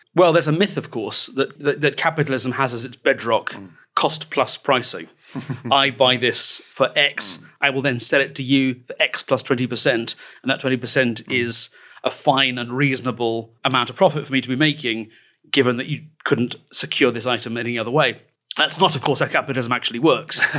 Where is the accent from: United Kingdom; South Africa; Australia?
United Kingdom; England; we're English